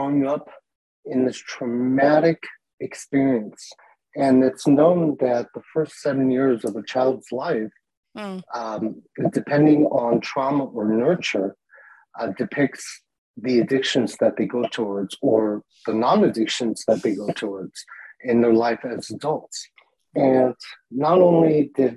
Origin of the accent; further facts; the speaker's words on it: Tehran, Tehran Province, Iran; I was born in Tehran, Iran, during the war.